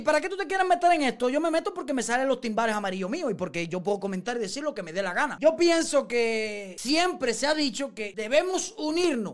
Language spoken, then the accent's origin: Spanish; Cuba; moved away; yo nací en Cuba